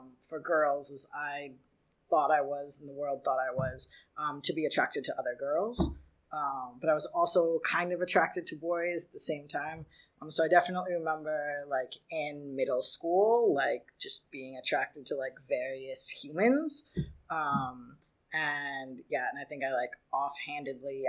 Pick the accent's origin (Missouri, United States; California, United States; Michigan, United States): Michigan, United States; moved away as an adult; now in New York City, United States; growing up in Michigan